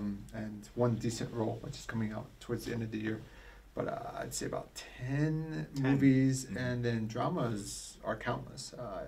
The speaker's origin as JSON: {"language": "English", "region": "England", "country": "United Kingdom", "accent": "English", "said": "I don't want to be a bad actor, so I just stuck with my own English accent."}